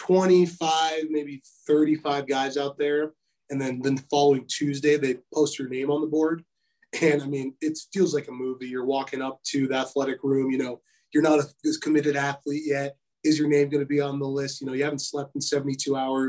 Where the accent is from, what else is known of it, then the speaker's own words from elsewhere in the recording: Missoula, Montana, United States; I am from Missoula